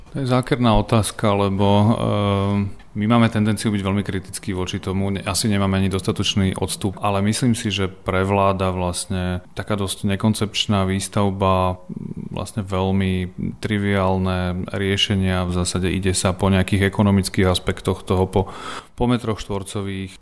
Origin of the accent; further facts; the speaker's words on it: Prešov, Prešov Region, Slovakia; moved away as an adult; now in Bratislava, Slovakia; ja som z Prešova